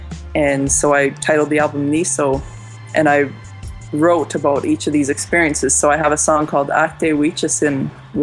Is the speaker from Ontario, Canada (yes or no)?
no; Muskoday First Nation, Saskatchewan, Canada; now in Saskatoon, Canada; I'm from Muskoday First Nation out here in Plains Cree Territory, Treaty 6, what is now known as Saskatoon, is where I stay